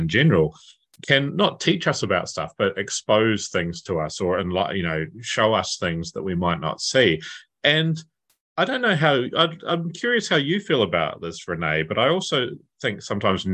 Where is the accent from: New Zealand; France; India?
New Zealand; Nelson; I had Maori friends growing up in Nelson